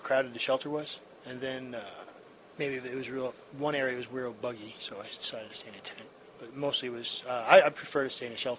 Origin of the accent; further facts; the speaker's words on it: New Jersey, United States; also born or lived in San Diego, California; now in Pennsylvania, United States; I grew up in North Jersey, traveling around the country, and just moved back out here to the East Coast in end of January, from San Diego, California.